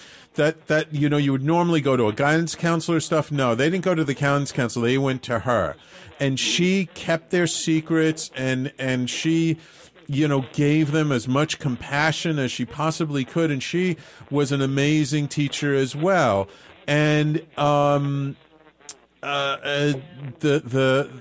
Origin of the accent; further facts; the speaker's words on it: New York City, New York, United States; I grew up in the North Bronx